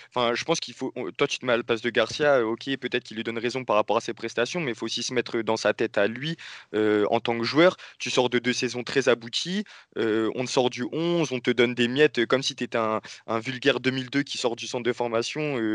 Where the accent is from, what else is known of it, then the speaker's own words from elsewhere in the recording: Marseille, Provence-Alpes-Côte d'Azur, France; moi, je suis bien placé en tant que Marseillais pour, le dire